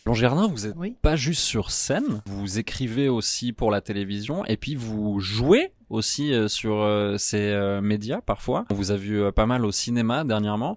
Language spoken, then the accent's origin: French; Switzerland; moi, je suis suisse